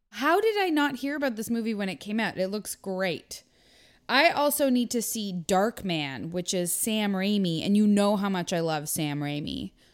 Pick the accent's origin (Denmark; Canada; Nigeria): Canada; also born or lived in United States